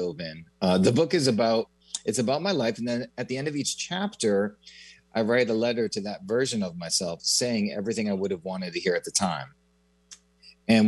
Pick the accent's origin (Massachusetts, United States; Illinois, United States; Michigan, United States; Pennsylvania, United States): Massachusetts, United States; Newton; I grew up in Newton, Massachusetts, which is about 20 minutes outside of Boston.